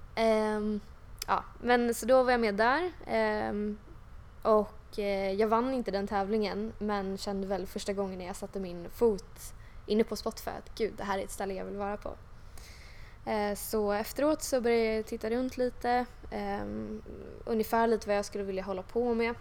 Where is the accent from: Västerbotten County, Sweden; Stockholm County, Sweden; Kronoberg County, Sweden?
Stockholm County, Sweden; Huddinge; jag har vuxit upp här i Stockholm och liksom i Huddinge då utanför Stockholm